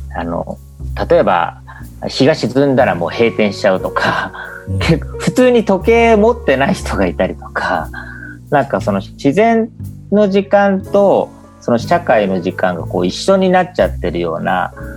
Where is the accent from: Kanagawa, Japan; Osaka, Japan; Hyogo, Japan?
Kanagawa, Japan; Kamakura; 僕は鎌倉で生まれ育った感覚があって